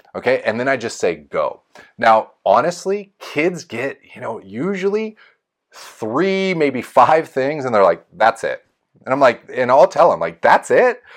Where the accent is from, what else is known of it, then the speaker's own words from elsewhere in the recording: Folsom, California, United States; my hometown of Folsom.